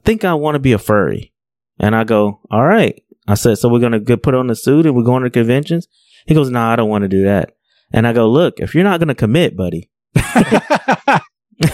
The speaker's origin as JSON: {"language": "English", "town": "Long Beach", "region": "California", "country": "United States", "tie": "born or raised there", "said": "I grew up in Long Beach, you know, projects"}